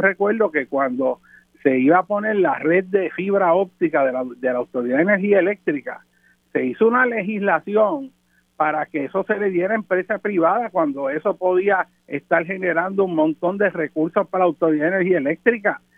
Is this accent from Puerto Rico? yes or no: yes; Puerto Rico; la mayor parte de la generación que está creciendo en Puerto Rico, que es la nuestra